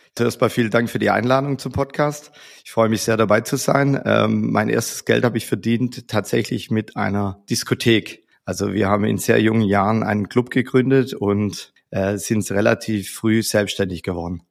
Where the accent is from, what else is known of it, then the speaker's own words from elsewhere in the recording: Stuttgart, Baden-Württemberg, Germany; in unserer Heimat in Stuttgart, wie man an meinem Dialekt ja hören kann